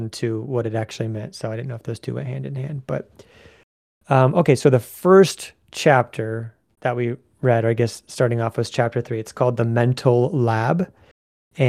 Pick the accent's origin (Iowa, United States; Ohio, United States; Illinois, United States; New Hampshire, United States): Iowa, United States; Ottumwa; moved away; my hometown of Ottumwa